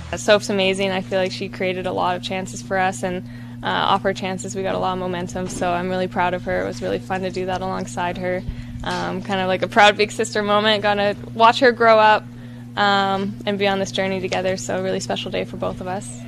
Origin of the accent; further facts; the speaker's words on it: Canada; moved away; my hometown and my home arena